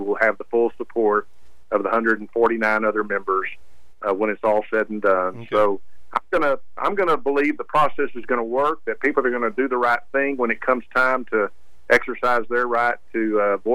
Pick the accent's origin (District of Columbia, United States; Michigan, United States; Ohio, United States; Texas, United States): Texas, United States; West; I was born and raised in West Texas